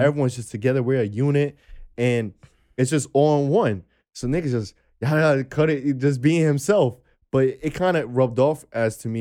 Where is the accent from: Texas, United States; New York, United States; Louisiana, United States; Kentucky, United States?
New York, United States; New York City; I come from New York City